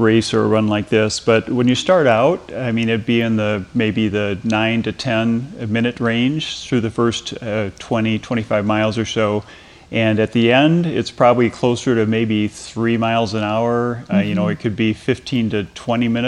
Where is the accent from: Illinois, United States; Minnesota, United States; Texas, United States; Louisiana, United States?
Minnesota, United States; moved away; I'm from Minnesota originally, and my Viking blood does not handle that warm weather well